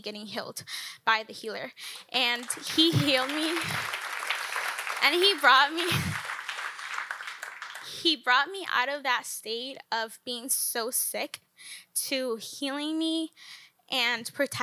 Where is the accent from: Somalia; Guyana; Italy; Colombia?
Colombia; moved away as an adult; now in United States; I am from Colombia